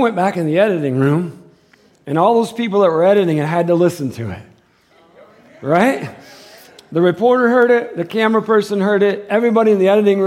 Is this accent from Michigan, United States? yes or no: yes; Michigan, United States; now in Tucson, United States; I'm from Michigan